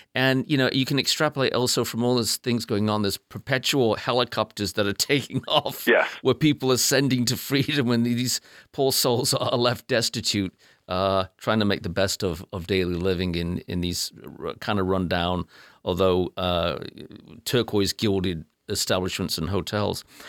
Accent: England, United Kingdom; accent: English; now in United States; I, immediately abandoned my English accent

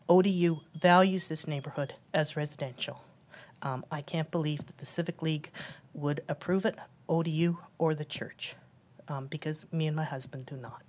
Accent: United Kingdom; moved away as an adult; now in Hampton, United States; I'm new to Hampton, to Tidewater, as you can hear. We moved here from Britain about 2.5 years ago.

